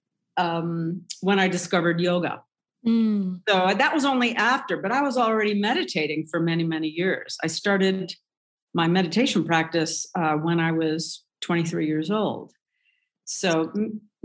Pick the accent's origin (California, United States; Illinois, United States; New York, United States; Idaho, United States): Illinois, United States; Chicago; I'm from Chicago